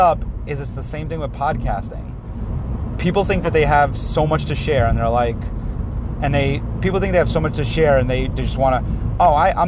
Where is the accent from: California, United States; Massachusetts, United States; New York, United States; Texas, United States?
New York, United States; New York City; also born or lived in Manhattan; born in Manhattan, raised in Queens